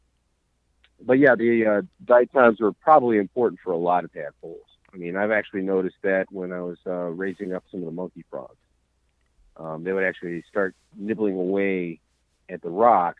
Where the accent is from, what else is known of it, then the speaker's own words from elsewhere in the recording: Cleveland, Ohio, United States; I'm from Cleveland, Ohio